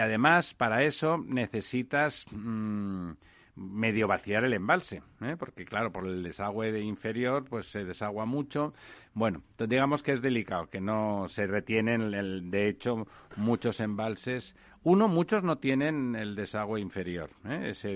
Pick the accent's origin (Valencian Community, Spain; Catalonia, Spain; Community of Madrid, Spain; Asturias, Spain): Catalonia, Spain; en mi tierra